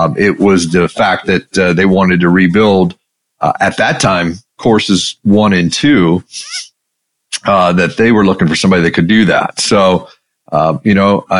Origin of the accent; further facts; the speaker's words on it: Maryland, United States; I grew up in Maryland